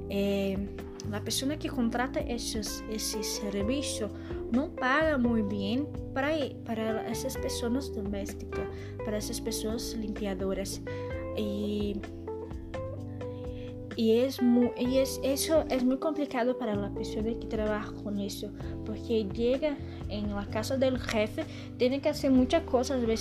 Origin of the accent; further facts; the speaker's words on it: Argentina; born there; nací en Argentina, tengo 22 años